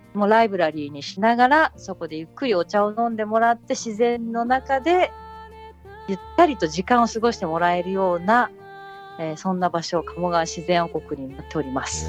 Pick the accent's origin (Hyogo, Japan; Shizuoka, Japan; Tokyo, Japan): Tokyo, Japan; moved away as an adult; now in Kamogawa, Japan; 私も東京生まれ東京育ちなので